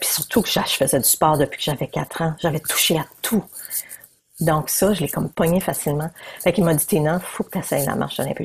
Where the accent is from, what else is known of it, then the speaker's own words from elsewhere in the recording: New Brunswick, Canada; je viens du Nouveau-Brunswick.